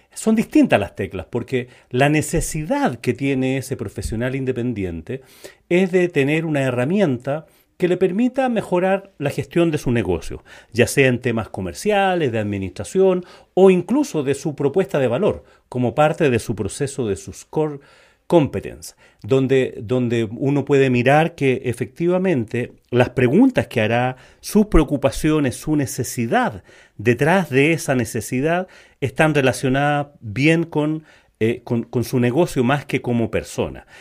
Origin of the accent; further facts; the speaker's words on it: Chile; en Chile le decimos independiente